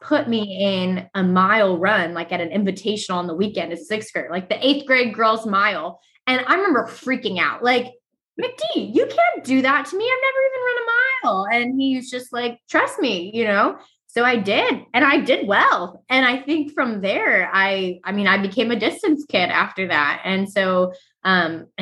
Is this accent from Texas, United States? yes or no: no; Illinois, United States; moved away as an adult; also born or lived in Virginia; now in Washington, D.C., United States; Illinois, born and raised